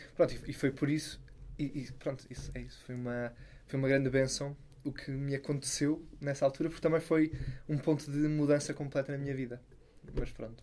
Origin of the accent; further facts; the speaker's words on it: Sintra, Lisbon, Portugal; lá em Sintra, de onde eu sou